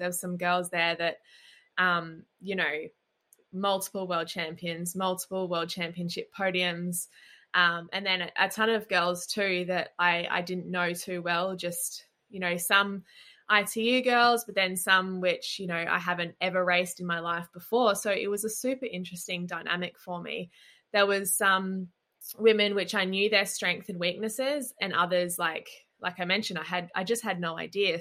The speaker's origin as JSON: {"language": "English", "town": "Gold Coast", "region": "Queensland", "country": "Australia", "tie": "born or raised there", "said": "coming from Australia and growing up on the Gold Coast"}